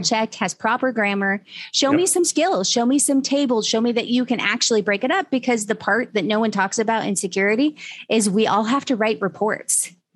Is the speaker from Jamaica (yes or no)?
no; Utah, United States; moved away; I'm originally from Utah